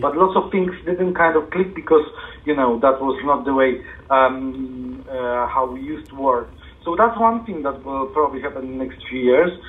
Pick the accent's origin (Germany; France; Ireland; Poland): Poland; now in United Kingdom; I was born in Poland